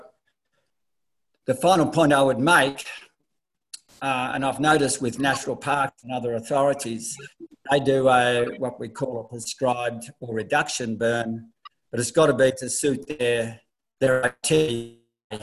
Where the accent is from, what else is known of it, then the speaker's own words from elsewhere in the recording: Australia; Obviously, by the accent, not far from where Nicole lives, I'm from Australia, Southern Australia.